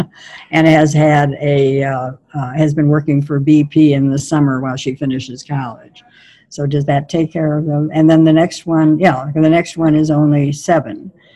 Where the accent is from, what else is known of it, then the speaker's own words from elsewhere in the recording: Milwaukee, Wisconsin, United States; I grew up in Milwaukee during the Depression